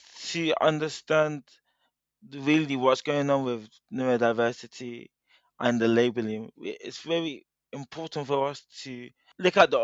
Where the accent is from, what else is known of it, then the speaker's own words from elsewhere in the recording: United Kingdom; I'm a British-born Nigerian